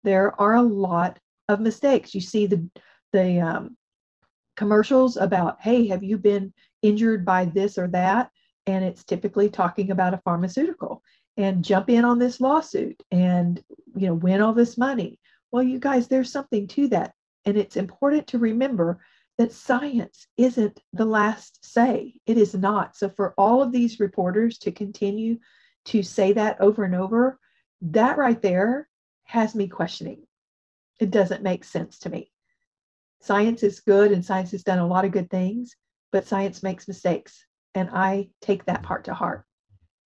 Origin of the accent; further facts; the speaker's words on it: United States; as an American